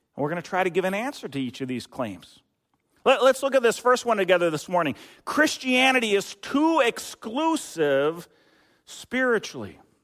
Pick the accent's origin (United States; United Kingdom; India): United States; Eden Prairie, Minnesota; moved away; I worked at a grocery store back in my hometown, Eden, Eden Prairie